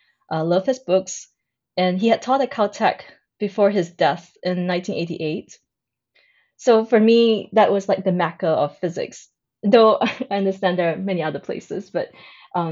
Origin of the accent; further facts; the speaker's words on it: Singapore; I was born in Singapore. It is also where I grew up.